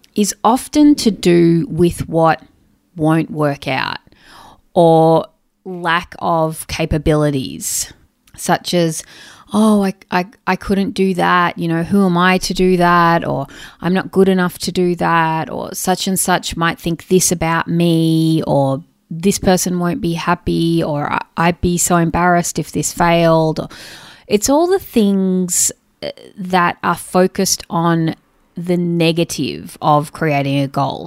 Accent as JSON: {"language": "English", "town": "Sydney", "region": "New South Wales", "country": "Australia", "said": "I'm from Sydney, Australia."}